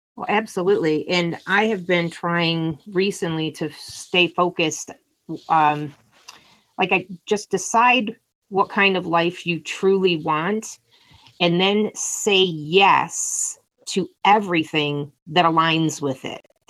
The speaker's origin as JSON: {"language": "English", "region": "Michigan", "country": "United States", "said": "I'm from Michigan in the US"}